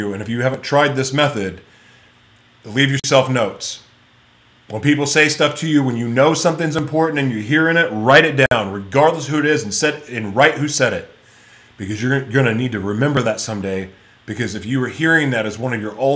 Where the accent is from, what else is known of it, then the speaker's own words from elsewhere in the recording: United States; growing up in America